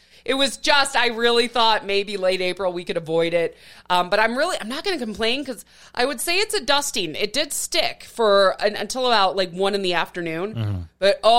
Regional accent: Midwest, United States; As a Midwesterner, you know that.

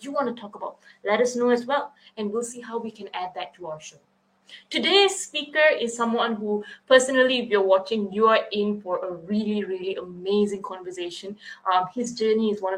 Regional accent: Kluang, Johor, Malaysia; we share the same hometown. We are both from Kuang, Malaysia

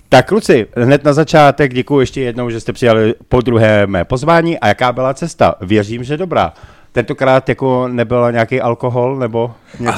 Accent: Prague, Czechia; my Pražáci

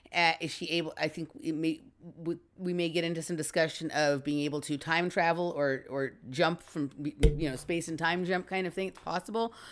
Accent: Los Angeles, California, United States; I grew up in Chatsworth, which is right here in Los Angeles

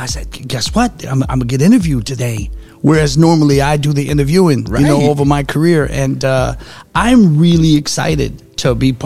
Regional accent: New Orleans, Louisiana, United States; moved away; also born or lived in Phoenix / Sacramento / Fresno / Las Vegas; Born and raised in New Orleans.

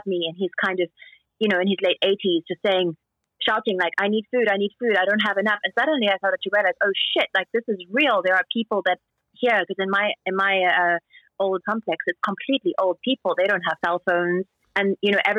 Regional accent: South Africa; moved away as an adult; also born or lived in New York; now in Shanghai, China; I'm South African

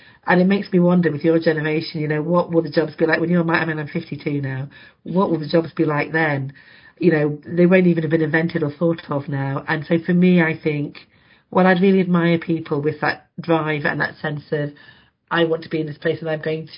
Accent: Carlisle, North West England, United Kingdom; moved away as an adult; I grew up in Carlisle, so very north

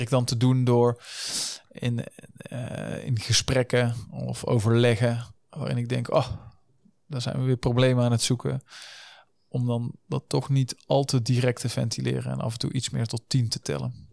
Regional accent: North Brabant, Netherlands; also born or lived in Den Bosch; now in Eindhoven, Netherlands; Ik ben een echte Brabander van origine, maar eh, niet geboren in Eindhoven.

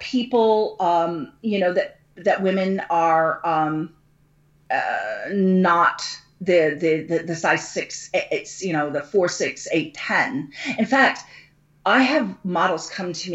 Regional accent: United States; I'm an American

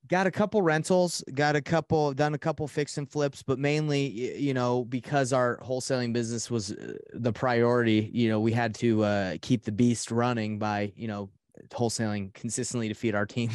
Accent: Atlanta, Georgia, United States; now in Salt Lake City, United States; I'm from Salt Lake City, Utah. Um, 32 years old. Uh, and uh, I grew up in Atlanta, Georgia

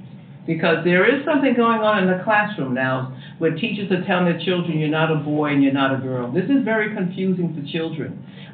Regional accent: New York, United States; I'm a New Yorker.

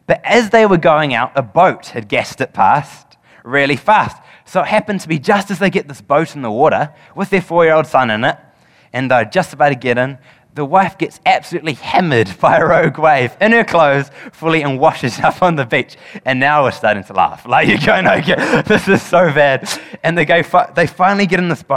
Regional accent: New Zealand; as any Kiwi would

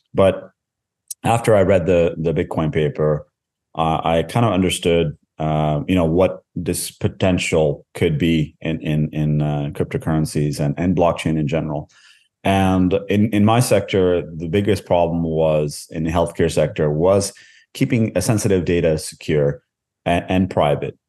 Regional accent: Canada; moved away as an adult; also born or lived in India; now in Norway; I was born in India. Uh, I grew up most of my life in Canada. Uh, I, uh, currently reside in, in Norway

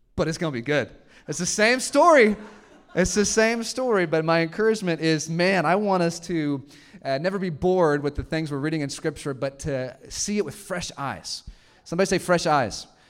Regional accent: Houston, Texas, United States; moved away as an adult; now in Arkansas, United States; I grew up in Texas, like a suburb, I just didn't expect to live in Arkansas

